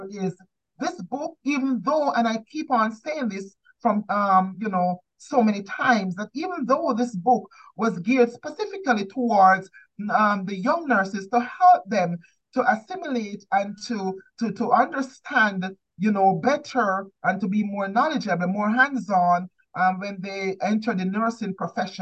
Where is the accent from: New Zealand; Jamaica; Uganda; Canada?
Jamaica; growing up in Jamaica